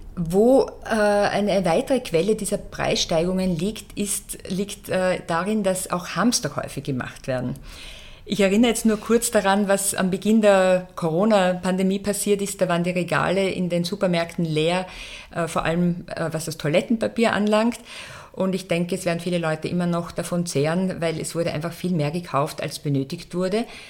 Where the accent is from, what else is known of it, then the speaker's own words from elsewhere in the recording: Austria; bei uns in Österreich